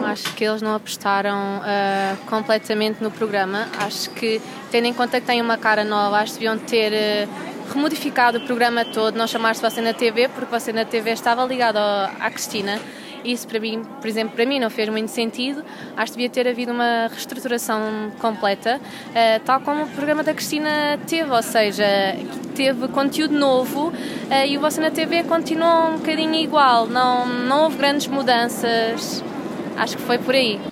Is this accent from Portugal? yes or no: yes; Santa Maria da Feira, Aveiro District, Portugal; moved away as an adult; now in Lisbon, Portugal; venho de Santa Maria da Feira. Uh, estou em Lisboa há sensivelmente 6 anos.